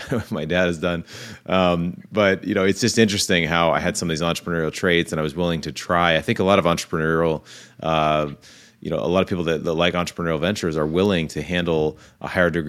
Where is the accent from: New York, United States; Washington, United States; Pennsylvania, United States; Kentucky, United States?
Washington, United States; Seattle; I grew up in Seattle, Washington